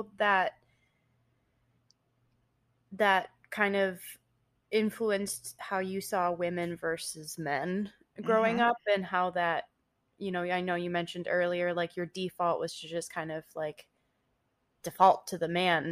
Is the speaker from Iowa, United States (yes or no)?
no; Ypsilanti, Michigan, United States; also born or lived in Ann Arbor, Michigan; We grew up in Ypsilanti. But spent a lot of time in Ann Arbor